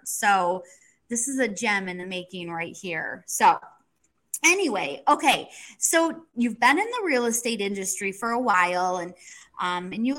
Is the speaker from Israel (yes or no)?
no; Michigan, United States; I was born and raised in Michigan